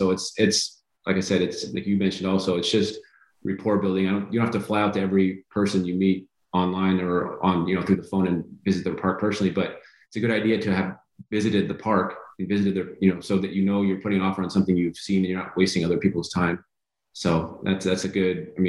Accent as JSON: {"language": "English", "region": "California", "country": "United States", "said": "Like I said, I'm from California, so lot, Kansas City is cold to me."}